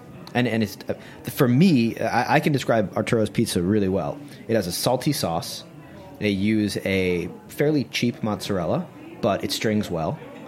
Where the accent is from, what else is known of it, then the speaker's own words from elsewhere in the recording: New York, United States; Obviously, I'm a New Yorker